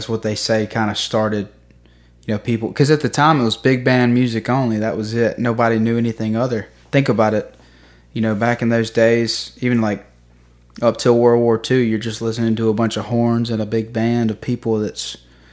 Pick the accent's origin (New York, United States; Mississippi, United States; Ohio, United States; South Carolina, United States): Mississippi, United States; Jackson; I say Jackson, Mississippi